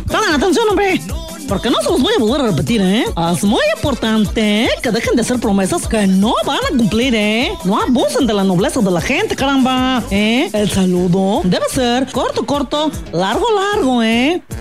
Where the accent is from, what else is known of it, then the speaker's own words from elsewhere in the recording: San Luis Potosí, Mexico; Y todos los que somos potosinos, podamos resolver los problemas de inseguridad